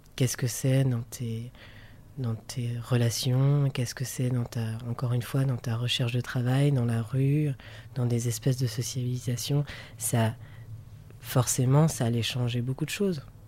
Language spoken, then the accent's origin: French; France; moved away as an adult; now in Brussels, Belgium; je suis français, j'habite à Bruxelles depuis 7 ans.